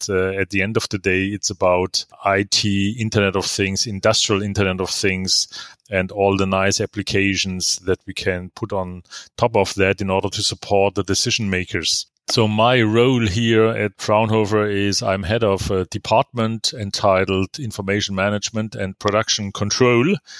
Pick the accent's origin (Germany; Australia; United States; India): Germany; also born or lived in Karlsruhe; as we say in Germany